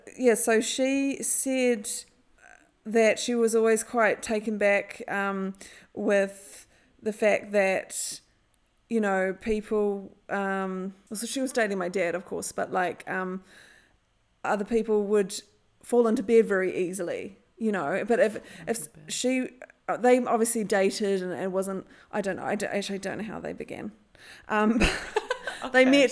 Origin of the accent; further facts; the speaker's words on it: Dunedin, Otago, New Zealand; But I grew up in Dunedin.